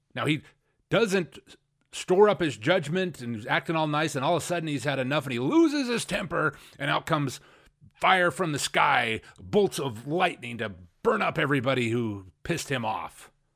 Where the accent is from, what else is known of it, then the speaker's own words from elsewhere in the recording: Spokane, Washington, United States; I grew up in Spokane, and I loved to be hanging out downtown, Riverfront Park